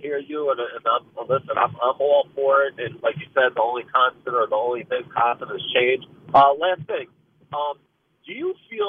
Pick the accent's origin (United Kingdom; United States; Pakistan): United States; New York; Yeah, and there's nothing better, you know, it happening in New York, being a New Yorker.